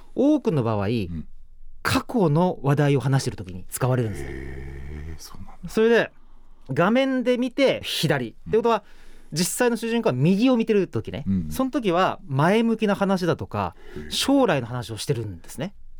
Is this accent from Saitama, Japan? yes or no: no; Saga, Japan; 私は佐賀県出身なんですけど